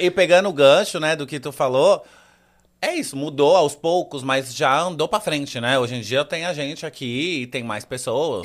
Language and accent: Portuguese; Santos, São Paulo, Brazil; moved away; Então, eu cresci em Santos, nasci e cresci em Santos